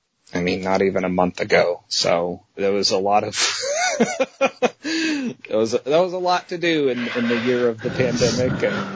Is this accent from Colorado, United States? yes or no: yes; Colorado, United States; moved away as an adult; now in Longview, United States; I'm born and raised in Colorado.